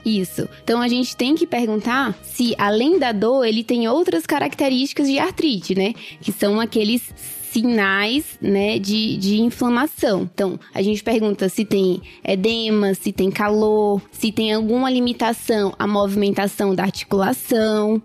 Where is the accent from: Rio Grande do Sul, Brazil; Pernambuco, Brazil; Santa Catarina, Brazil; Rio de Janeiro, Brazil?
Pernambuco, Brazil; Recife; moved away as an adult; now in São Paulo, Brazil; eu sou de Recife, eu me formei na Faculdade Pernambucana de Saúde é, e eu vim para cá